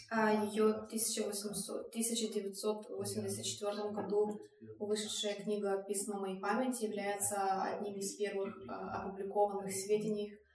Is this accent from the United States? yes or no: no; Lithuania; так как я из Литвы